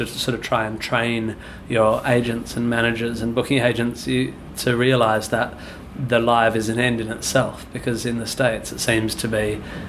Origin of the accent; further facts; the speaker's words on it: Swanbourne, Western Australia, Australia; I grew up near Swanbourne Beach, and pretty much any day of the year you can go down to the beach